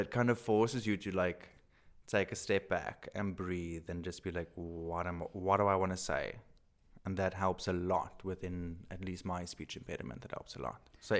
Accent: South Africa; accent: Afrikaans; English is a second language; I'm so Afrikaans. I'm going to be so horrified when I listen to this and hear my accent.

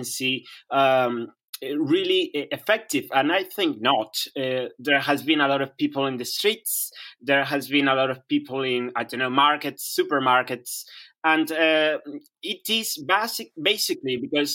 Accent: Sullana, Piura, Peru; I am not from Lima, that is the capital of Peru, but from the north of Peru, from a little city called Sullana in the Piura region

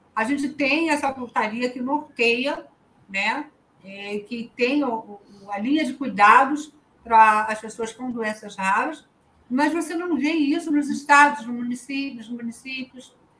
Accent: Rio de Janeiro, Brazil; Eu sou da cidade do Rio de Janeiro

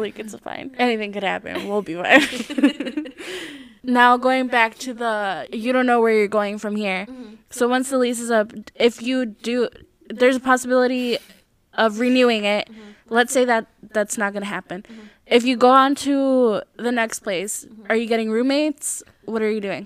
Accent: Midwest, United States; what possessed our family to come to the Midwest

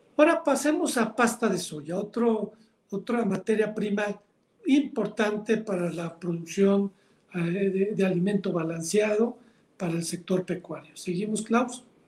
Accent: Mexico; Como mexicano

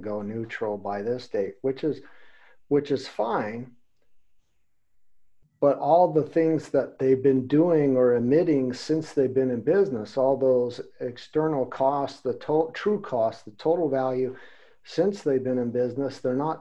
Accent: United States; now in Germany; I'm in Germany. I'm from America

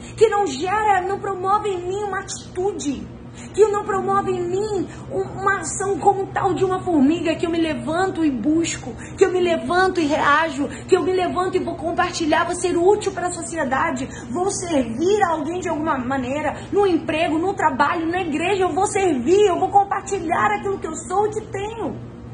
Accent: Rio de Janeiro, Brazil; moved away; Eu e meu marido, nós viemos de Bangu, meus, nossos pais moram lá

